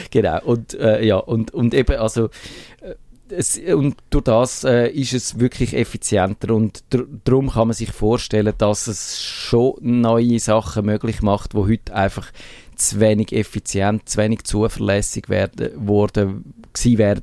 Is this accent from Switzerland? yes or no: yes; Switzerland; bei uns in der Schweiz